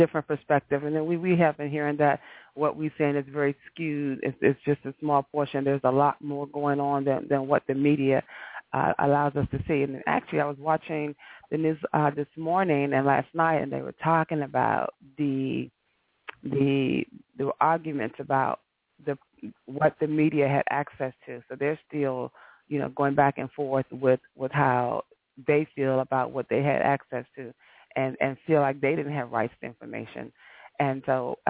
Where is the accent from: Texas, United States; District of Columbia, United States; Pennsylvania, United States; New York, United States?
District of Columbia, United States; Washington; I'm from Washington, D.C.